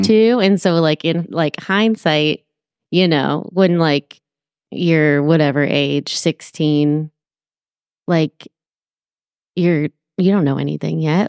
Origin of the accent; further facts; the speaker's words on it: Petaluma, California, United States; moved away as an adult; also born or lived in San Francisco Bay Area; now in Marin County, United States; I'm from Sonoma County